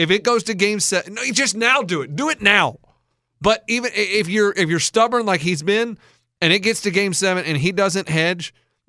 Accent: Austin, Texas, United States; I'm not from Houston. I'm from Austin.

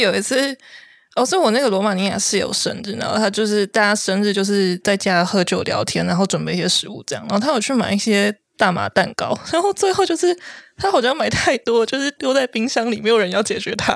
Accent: Taiwan; moved away as an adult; also born or lived in Netherlands; 我是在台湾出生长大，然后我大学的时候也是在台湾读的，可是我有去过加拿大跟法国

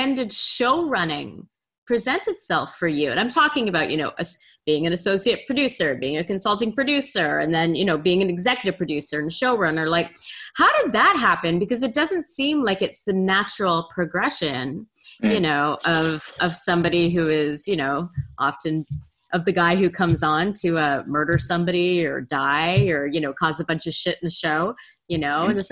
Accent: Montreal, Quebec, Canada; moved away; I'm from the West Island myself.

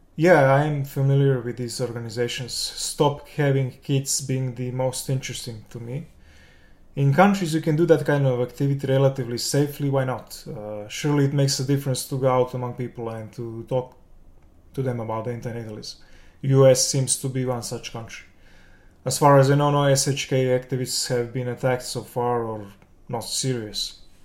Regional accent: Belgrade, Serbia; I'm from Serbia, the capital Belgrade.

